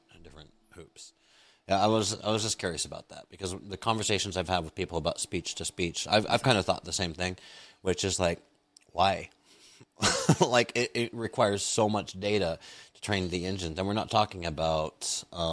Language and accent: English; United States; As an American, I wasn't exposed to a lot of foreign films